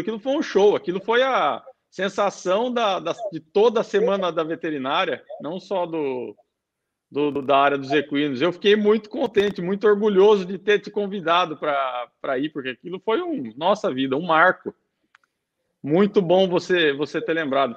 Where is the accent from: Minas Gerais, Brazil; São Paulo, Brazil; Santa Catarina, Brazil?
São Paulo, Brazil; Sorocaba; moved away as an adult; now in United Arab Emirates; Eu sou de Sorocaba, sou nascido em Sorocaba